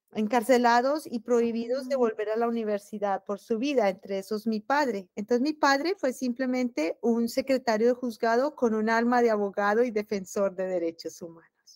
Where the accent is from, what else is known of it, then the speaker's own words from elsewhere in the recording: Bogotá, Colombia; moved away as an adult; also born or lived in Europe; now in Terre Haute, United States; yo soy muy orgullosa de ser bogotana